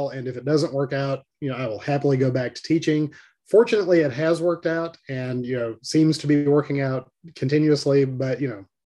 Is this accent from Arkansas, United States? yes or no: yes; Little Rock, Arkansas, United States; now in Jonesboro, United States; Lived in Arkansas all my life, grew up in Little Rock